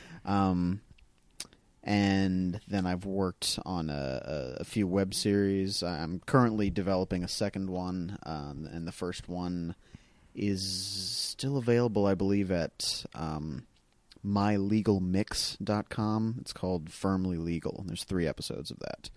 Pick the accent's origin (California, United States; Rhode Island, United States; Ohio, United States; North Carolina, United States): North Carolina, United States; moved away as an adult; also born or lived in Dayton, Tennessee; now in Los Angeles, United States; I grew up in North Carolina